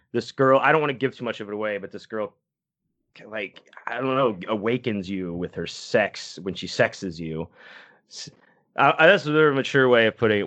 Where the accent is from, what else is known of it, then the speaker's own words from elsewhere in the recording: Texas, United States; I'm from Texas too